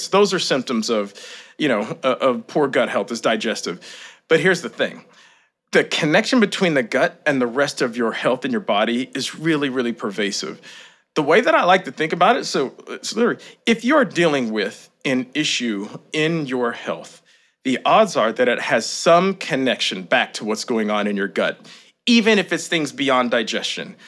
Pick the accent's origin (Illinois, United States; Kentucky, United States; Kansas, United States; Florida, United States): Kentucky, United States; moved away as an adult; also born or lived in Boston; I grew up in Kentucky, small town.